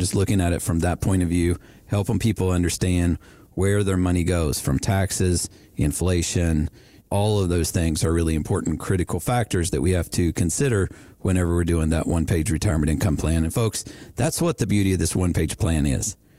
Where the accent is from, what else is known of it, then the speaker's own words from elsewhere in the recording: West Virginia, United States; I was born in West Virginia